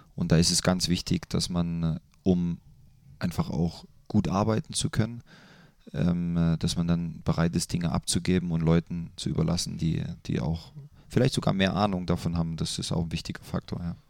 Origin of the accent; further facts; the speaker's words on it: Leipzig, Saxony, Germany; moved away as an adult; now in Mönchengladbach, Germany; ich mag meine Heimat sehr